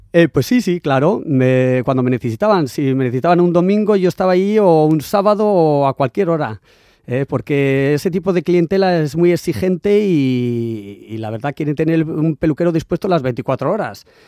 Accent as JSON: {"language": "Spanish", "town": "San Sebastián", "region": "Basque Country", "country": "Spain", "also_born_or_lived": "Sydney, Australia / London", "moved": "as an adult", "said": "yo que vengo aquí de San Sebastián"}